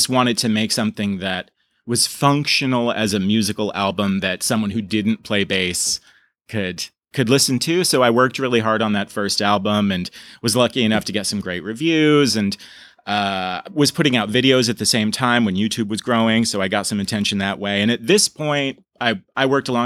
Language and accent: English; Burlington, Vermont, United States; I was born in Burlington, Vermont. My father was from Armenia. My mother was from sort of rural Vermont, and grew up a very normal kind of Vermont life.